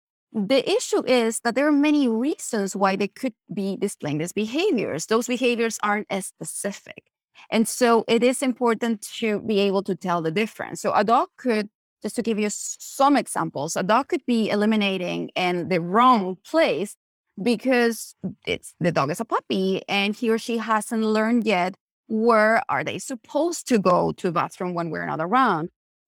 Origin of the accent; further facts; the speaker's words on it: Chile; I'm originally from Chile